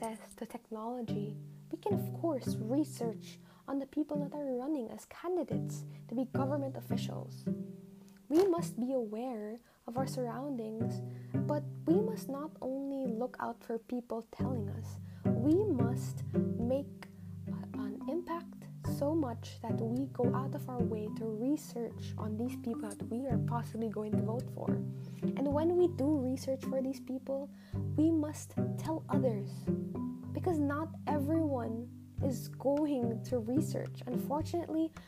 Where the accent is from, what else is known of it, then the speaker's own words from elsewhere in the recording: Philippines; us Filipinos represent our country